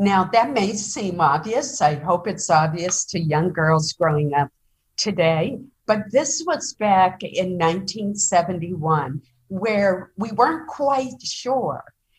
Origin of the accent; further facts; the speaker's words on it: Caribou, Maine, United States; my hometown of Caribou, which is up in northern Maine, very close to the Canadian border.